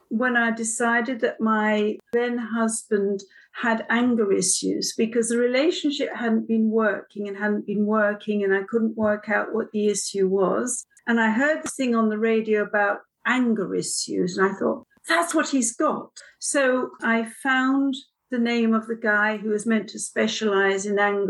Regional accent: London, United Kingdom; moved away as an adult; now in Oxford, United Kingdom; I'm a Londoner.

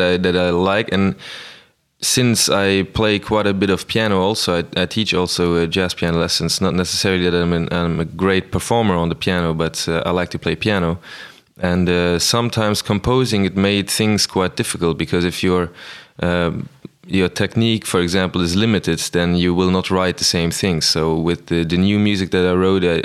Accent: Luxembourg; also born or lived in Amsterdam / Brussels; I'm from Luxembourg

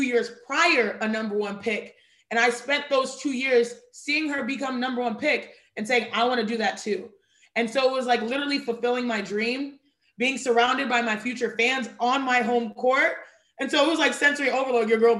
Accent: Houston, Texas, United States; I was born and raised in Houston, Texas, but my parents and every generation behind my parents were born and raised in Nigeria

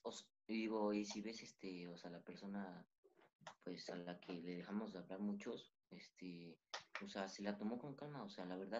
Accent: Mexico; nosotros como mexicanos

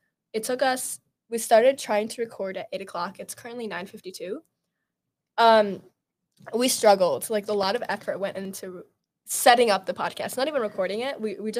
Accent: a Chicago suburb, Illinois, United States; moved away as an adult; now in Madison, United States; I'm studying computer science, and I'm from a Chicago suburb.

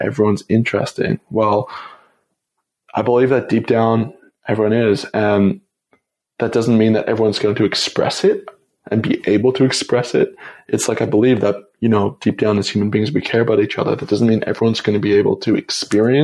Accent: Toronto, Ontario, Canada; moved away as an adult; also born or lived in Montreal; I went back home to Toronto, or went back to my dad's home and where I grew up in Canada for Christmas

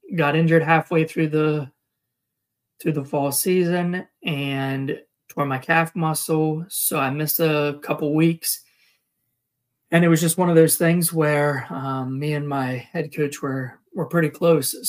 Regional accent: Chambersburg, Pennsylvania, United States; also born or lived in Ramstein, Germany / Northern California / Greencastle, Pennsylvania; I grew up in Chambersburg, Pennsylvania, which is just the next town north of where I live now.

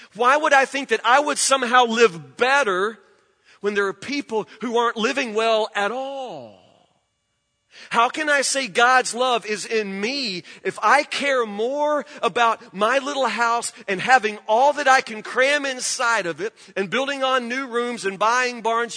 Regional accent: Woodburn, United States; I grew up in Woodburn.

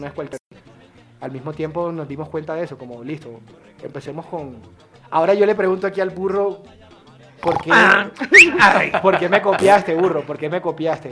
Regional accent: Montería, Córdoba, Colombia; la historia de mi montería

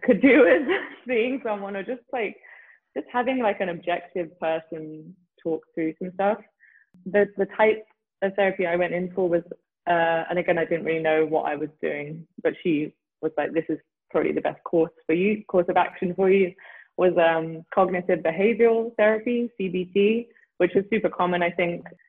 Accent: London, United Kingdom; now in Frederick, United States; growing up in london

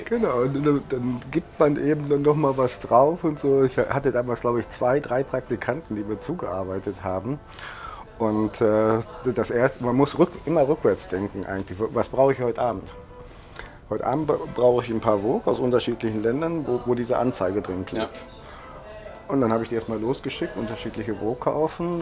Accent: Germany; now in Berlin, Germany; der Stadtteil wo ich aufgewachsen bin, heißt Berliner Viertel.

